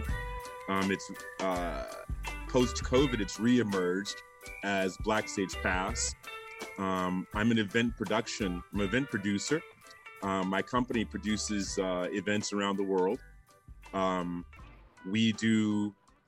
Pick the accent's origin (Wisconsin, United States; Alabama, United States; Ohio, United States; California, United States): California, United States; San Francisco; moved away as an adult; also born or lived in Palermo, Italy / New York / Paris / Spokane, Washington; now in Portland, United States; I'm from San Francisco